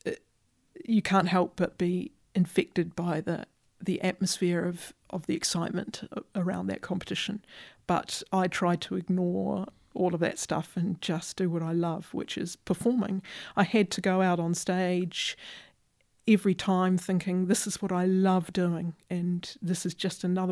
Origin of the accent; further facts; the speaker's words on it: Christchurch, Canterbury, New Zealand; moved away as an adult; as a New Zealander